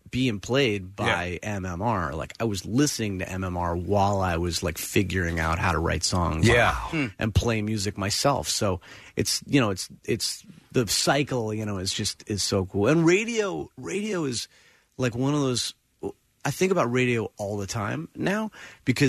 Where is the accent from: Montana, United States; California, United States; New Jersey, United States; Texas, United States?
New Jersey, United States; Princeton; I grew up in Princeton, which was really cool because I was like halfway between New York and Philly